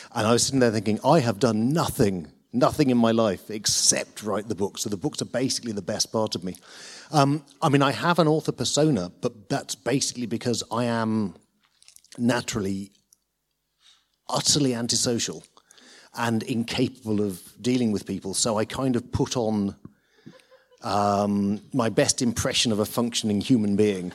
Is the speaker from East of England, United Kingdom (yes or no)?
no; Lincolnshire, East Midlands, United Kingdom; moved away; I grew up in Lincolnshire